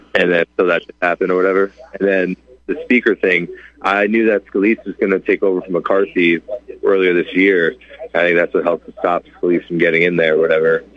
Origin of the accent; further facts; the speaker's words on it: upstate New York, United States; upstate, tri-state area